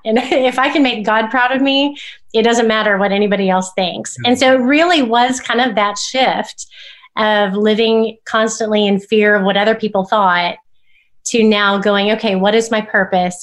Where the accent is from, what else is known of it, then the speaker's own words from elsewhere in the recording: Oklahoma, United States; growing up in Oklahoma